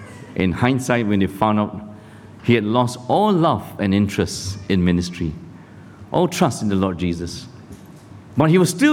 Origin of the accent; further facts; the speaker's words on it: Malaysia; also born or lived in Sydney, Australia; now in Singapore; I'm a Christian too. I was born in Malaysia. Got converted here at Billy Graham Crusade in Sydney.